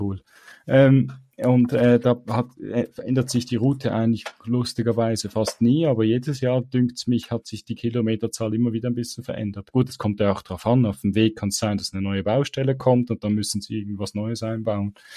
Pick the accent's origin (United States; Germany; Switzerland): Switzerland; für mich als Schweizer